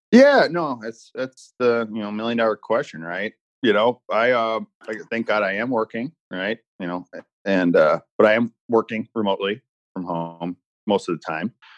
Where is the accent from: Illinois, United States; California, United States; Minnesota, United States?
Illinois, United States; Chicago; I'm from Chicagoland area. Grew up on the Southwest side, and now I'm living up north